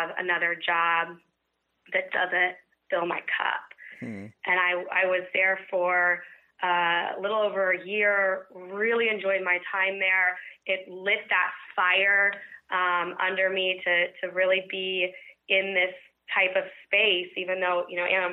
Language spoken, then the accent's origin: English; Kansas, United States; I've grown and born and raised in Kansas